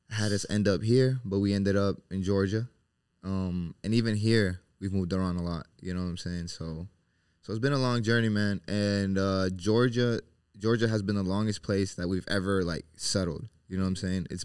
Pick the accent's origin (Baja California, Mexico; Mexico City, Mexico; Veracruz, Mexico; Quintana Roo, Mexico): Baja California, Mexico; Tijuana; also born or lived in Orlando / Charlotte / Seattle; you know, originally we're from Mexico. Uh, Tijuana is where we used to stay before we moved to the states.